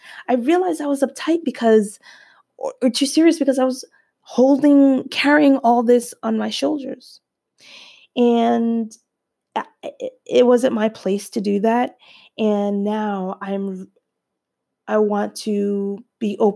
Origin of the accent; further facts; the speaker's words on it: New Jersey, United States; we're from Jersey